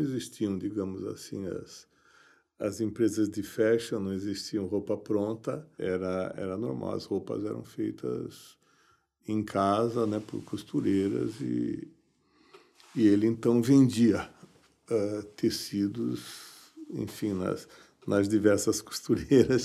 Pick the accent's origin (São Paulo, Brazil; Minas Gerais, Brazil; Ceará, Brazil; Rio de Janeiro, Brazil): São Paulo, Brazil; Eu nasci em São Paulo.